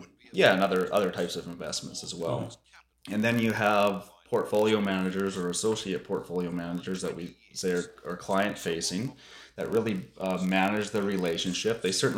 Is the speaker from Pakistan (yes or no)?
no; Campbell River, British Columbia, Canada; also born or lived in Williams Lake; But I certainly consider Campbell River my hometown, and now I have a beautiful wife and two wonderful boys that we are raising in Campbell River.